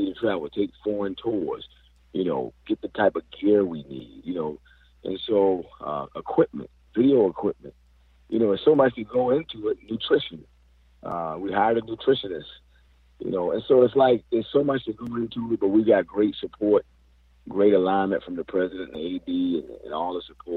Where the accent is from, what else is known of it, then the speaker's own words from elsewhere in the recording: Charleston, South Carolina, United States; also born or lived in Milledgeville, Georgia; I grew up in Charleston, South Carolina, but I played college ball in Millersville, Georgia